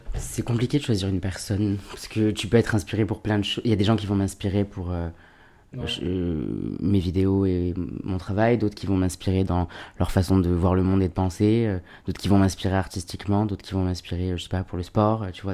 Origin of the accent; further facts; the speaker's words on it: Alès, Occitania, France; also born or lived in Seine-Saint-Denis (93), Paris suburbs; on est descendu dans le Sud à l'âge de mes 3 ans, tout comme ça. Et j'ai grandi euh, dans un petit, une petite ville qui s'appelle Alès